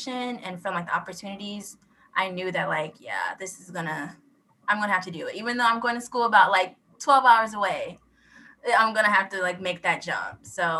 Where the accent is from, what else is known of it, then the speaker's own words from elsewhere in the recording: Indiana, United States; I'm from the Midwest, so it's pretty, in Indiana, it's slow here